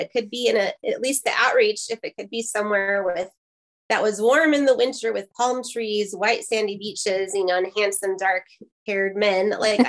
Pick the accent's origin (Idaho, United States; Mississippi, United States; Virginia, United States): Idaho, United States; North; moved away as an adult; also born or lived in Crimea, Ukraine / Ternopil, Ukraine; So I grew up in North Idaho.